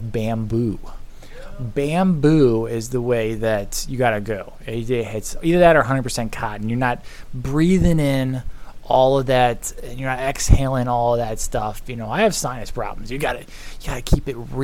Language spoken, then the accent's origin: English; St. Louis, Missouri, United States; I'm from St. Louis